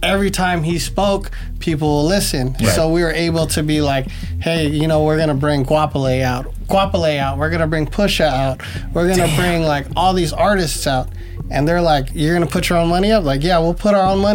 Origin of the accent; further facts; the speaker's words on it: Hayward, California, United States; we were from the East Bay. I grew up in Hayward